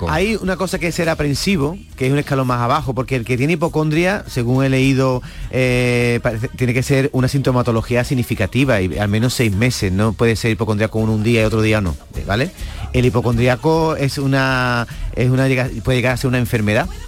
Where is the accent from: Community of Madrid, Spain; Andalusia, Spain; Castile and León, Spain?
Andalusia, Spain; Seville; Eh, buenos días … de Sevilla.